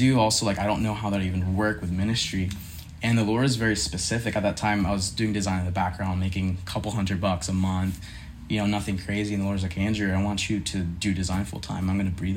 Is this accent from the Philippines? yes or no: yes; Philippines; now in Lynchburg, United States; So I grew up in the Philippines, Asian household